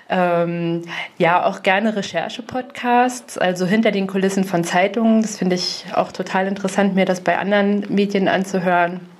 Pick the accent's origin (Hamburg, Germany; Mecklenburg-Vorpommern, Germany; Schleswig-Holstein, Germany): Mecklenburg-Vorpommern, Germany; Grimmen; also born or lived in Greifswald / Rostock; now in Bad Doberan, Germany; Also äh, ich bin aufgewachsen in Grimmen. Ich habe in Greifswald studiert, viele Jahre in Rostock äh, schon gearbeitet, wohne jetzt in Bad Doberan.